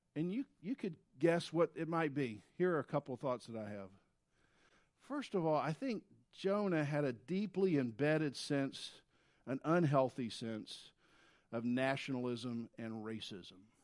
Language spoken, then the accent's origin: English; the South, United States; if you grew up in the South, as I did in the seventies